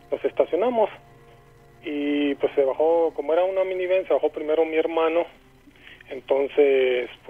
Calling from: Guanajuato, Mexico; Este, de Guanajuato.

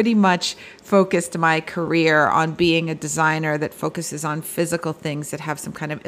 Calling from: Bloomfield Hills, Michigan, United States; I am calling in from Bloomfield Hills, Michigan, on the campus of the Cranbrook Academy of Art. And we are just outside Detroit.

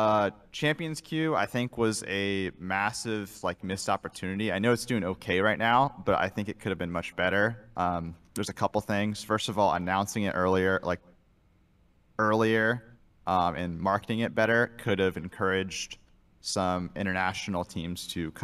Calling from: Fort Wayne, Indiana, United States; Fort Wayne, Indiana.

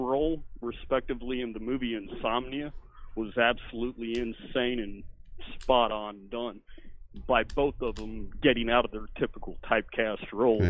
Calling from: Rhode Island, United States; calling from Rhode Island.

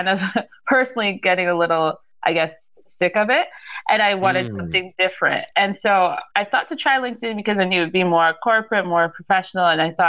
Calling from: Saskatchewan, Canada; I am coming from Saskatchewan, so we're right in the middle of Canada.

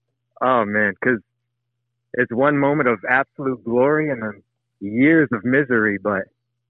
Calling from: Sandusky, Ohio, United States; I'm calling from Sandusky, Ohio.

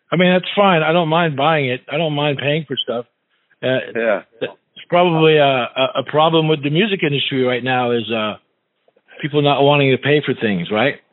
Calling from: California, United States; I'm calling from California

